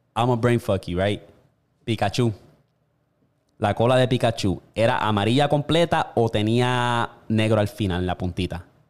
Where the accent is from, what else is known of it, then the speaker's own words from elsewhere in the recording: Toa Baja, Puerto Rico; moved away; yo me crié en Tua Baja y estaba la Cuesta del Guano en Candelaria